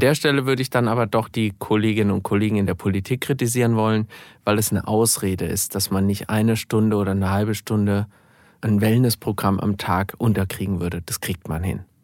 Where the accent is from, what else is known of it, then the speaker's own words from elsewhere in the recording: Gelnhausen, Hesse, Germany; Ich bin jetzt Stadtverordnetenvorsteher in meiner Heimatstadt Gelnhausen.